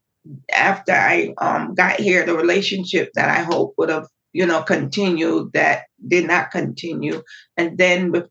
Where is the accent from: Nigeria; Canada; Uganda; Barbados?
Barbados; now in United States; Growing up in Barbados was quite different than growing up in the United States